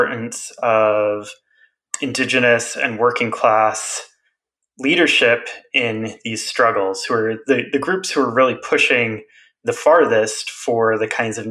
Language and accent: English; Western South Dakota, United States; moved away; back to where I grew up in Western South Dakota